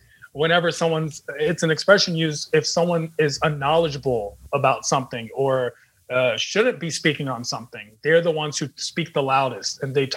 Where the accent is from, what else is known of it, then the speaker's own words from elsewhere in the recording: United States; Growing up in America, neither one of us had to be extremely Persian or Iranian.